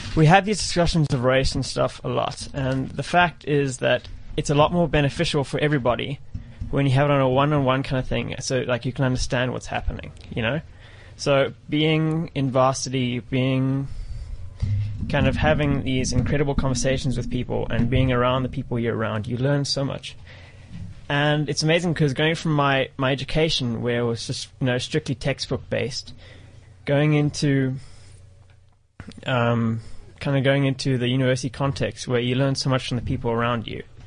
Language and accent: English; South Africa; in terms of my being part of like being a South African, to an extent I am, but to an extent I'm not.